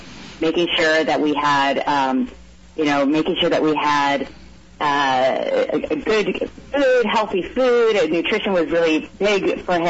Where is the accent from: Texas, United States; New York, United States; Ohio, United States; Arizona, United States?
Arizona, United States; Roll; also born or lived in San Fernando Valley, California; I'm from a tiny town in Yuma County called Roll, R-O-L-L, like dinner roll, rock and roll